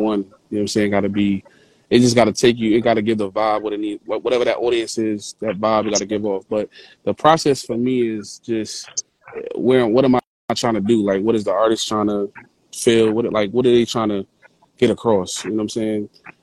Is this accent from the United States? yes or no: yes; Jersey City, New Jersey, United States; I'm originally from North in Jersey City